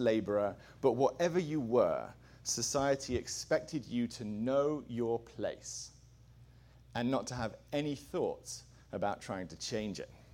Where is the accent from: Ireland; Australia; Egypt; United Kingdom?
United Kingdom; England; I'm an Englishman.